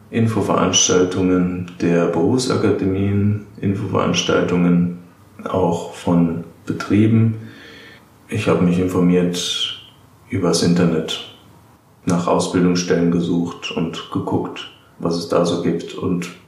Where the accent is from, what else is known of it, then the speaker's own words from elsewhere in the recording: Darmstadt, Hesse, Germany; Ich komme aus Darmstadt, ich bin 28 Jahre